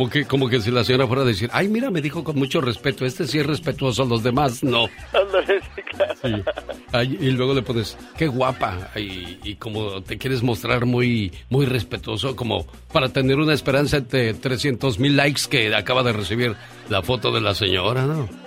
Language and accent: Spanish; Michoacán, Mexico; moved away; Un día salí de Michoacán, pero Michoacán nunca salió de mí.